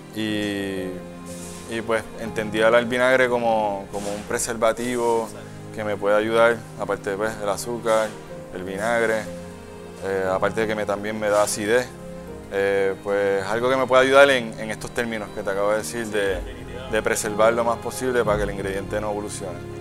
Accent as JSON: {"language": "Spanish", "town": "San Juan", "country": "Puerto Rico", "also_born_or_lived": "Santurce, San Juan", "said": "Yo, yo soy de Río Piedra, pero nací en Santurce"}